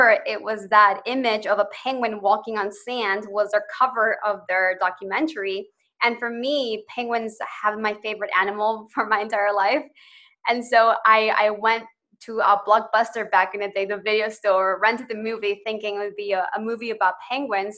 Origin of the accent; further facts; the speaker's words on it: Chicago, Illinois, United States; also born or lived in Ecuador; I moved to Chicago when I was 7